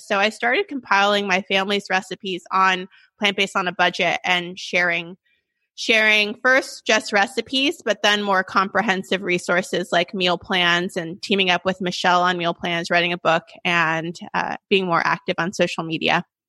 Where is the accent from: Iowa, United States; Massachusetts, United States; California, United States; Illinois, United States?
California, United States; Sacramento; I'm from Sacramento, born and raised